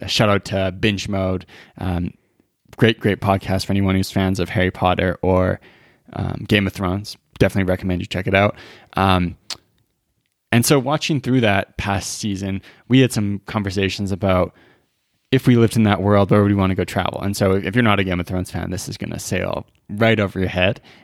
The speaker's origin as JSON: {"language": "English", "region": "British Columbia", "country": "Canada", "tie": "born or raised there", "moved": "yes", "lives_now": "Alberta, Canada", "said": "I grew up in B C"}